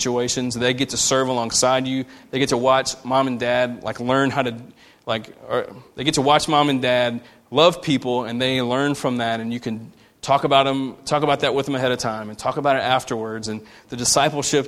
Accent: United States; we as American Christians

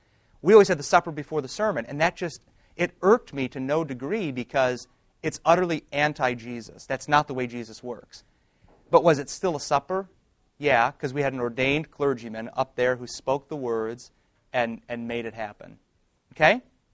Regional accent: Detroit, Michigan, United States; I'm from Detroit

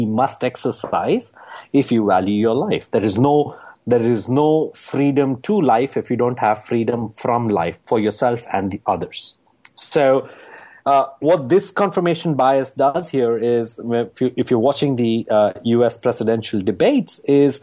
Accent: United States; my home country

